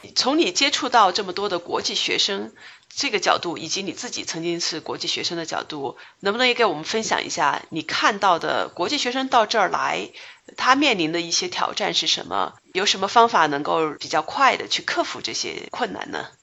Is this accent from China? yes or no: yes; China; 我们中国人